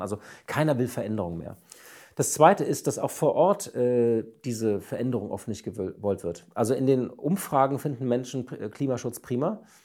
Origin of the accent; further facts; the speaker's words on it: Germany; wir Deutsche